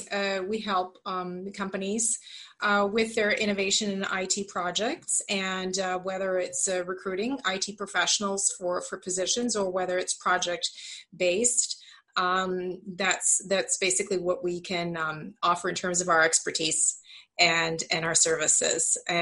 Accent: Canada; moved away as an adult; now in Serbia; I'm a Canadian gal who's been here in Serbia for the last 12 years.

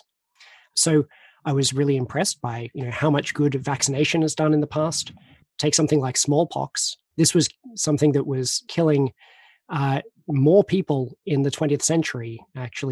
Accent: Australia; I'm Australian

